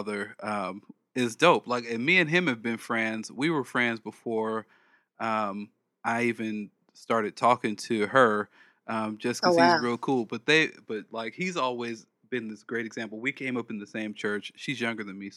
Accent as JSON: {"language": "English", "town": "Los Angeles", "region": "California", "country": "United States", "also_born_or_lived": "the South (US)", "moved": "yes", "said": "I'm from South Central."}